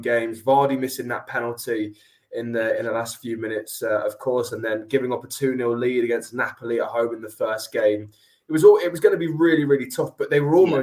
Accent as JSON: {"language": "English", "town": "Loughborough", "region": "East Midlands", "country": "United Kingdom", "tie": "born or raised there", "said": "I grew up in Loughborough, so pretty northern Leicestershire"}